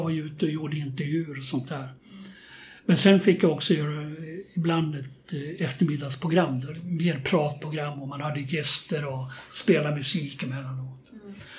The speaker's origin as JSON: {"language": "Swedish", "town": "Köping", "region": "Västmanland", "country": "Sweden", "tie": "born or raised there", "also_born_or_lived": "Västerås", "said": "jag gick åtta år i skolan och då bodde vi i Köping. Eh, jag är född i Västerås"}